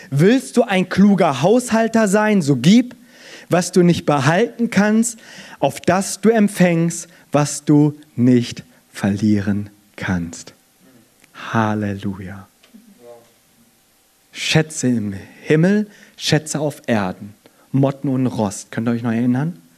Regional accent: South Korea; ich als Koreaner, ich bin hier klein

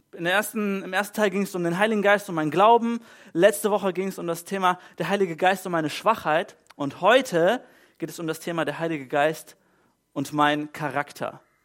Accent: Germany; bei uns in Deutschland

